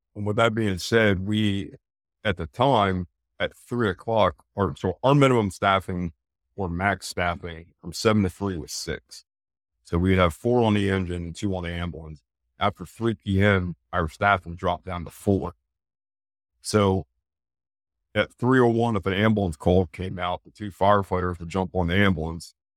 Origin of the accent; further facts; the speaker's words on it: Eastern Pennsylvania, United States; moved away as an adult; also born or lived in York, Pennsylvania; now in Charlotte, United States; back up to my hometown